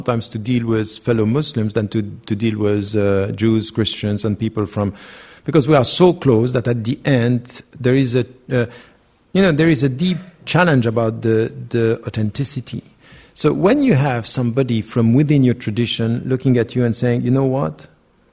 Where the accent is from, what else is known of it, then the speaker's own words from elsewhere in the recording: Switzerland; I was born and raised in Switzerland